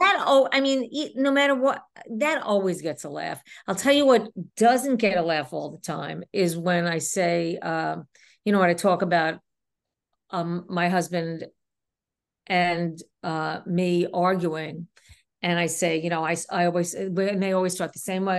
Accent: New York City, New York, United States; accent: New York; I was raised in Queens

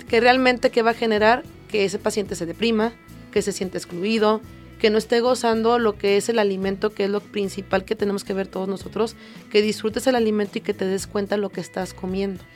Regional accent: Mexico; como población mexicana

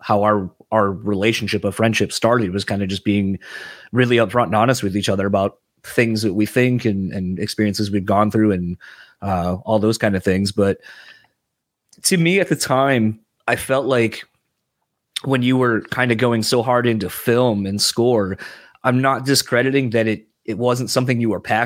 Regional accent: East Coast, United States; I'm originally from the East Coast

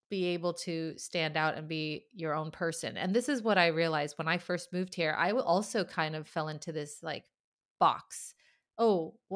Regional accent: United States; now in Sweden; being an American in Sweden

